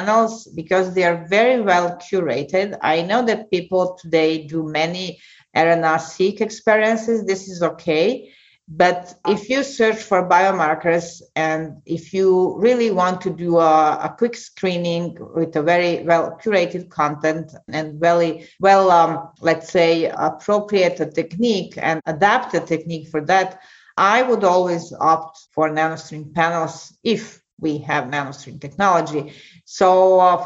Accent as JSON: {"language": "English", "country": "Serbia", "tie": "born or raised there", "also_born_or_lived": "United States", "moved": "as an adult", "lives_now": "Clermont-Ferrand, France", "said": "as a medical student in my home country, ex-Yugoslavia, now Serbia"}